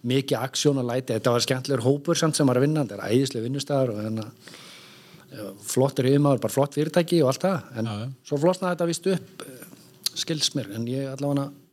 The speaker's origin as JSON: {"language": "Icelandic", "town": "Reykjavík", "region": "Capital Region", "country": "Iceland", "also_born_or_lived": "Akureyri", "moved": "yes", "said": "kem meðan úr Reykjavík en fer norður á Akureyri í skóla"}